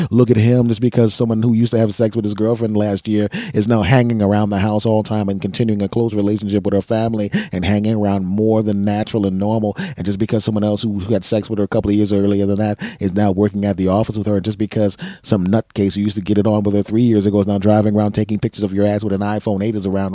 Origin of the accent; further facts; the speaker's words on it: Philadelphia, Pennsylvania, United States; now in New Jersey, United States; I'm originally from Philadelphia, and I spent a lot of time in my hometown